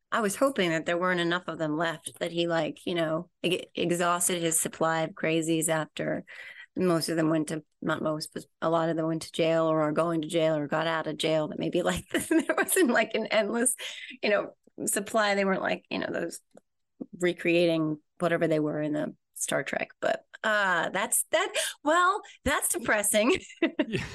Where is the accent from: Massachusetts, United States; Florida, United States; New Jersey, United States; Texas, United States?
New Jersey, United States; I'm from Jersey, and we take our pizza very, very, very, very seriously here